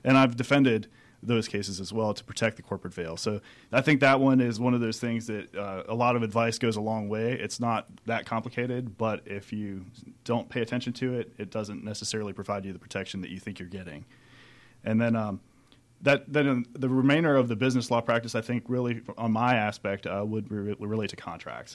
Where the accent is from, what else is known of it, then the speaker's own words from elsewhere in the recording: Pennsylvania, United States; moved away as an adult; also born or lived in Michigan; now in Atlanta, United States; I grew up in Pennsylvania